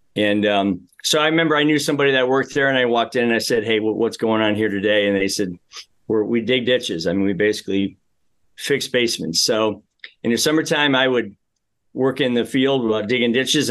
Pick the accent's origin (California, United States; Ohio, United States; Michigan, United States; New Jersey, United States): Ohio, United States; Amherst; I grew up in the Midwest. I'm one of, uh, five boys in our family, lived in a very small house in Amherst, Ohio for a while